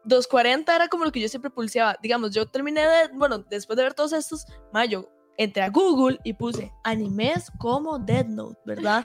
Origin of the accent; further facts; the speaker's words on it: Heredia, Costa Rica; ser de Heredia